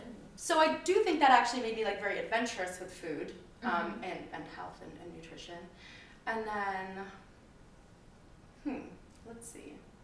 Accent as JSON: {"language": "English", "region": "Midwest", "country": "United States", "moved": "yes", "lives_now": "New York City, United States", "said": "I'm from the Midwest"}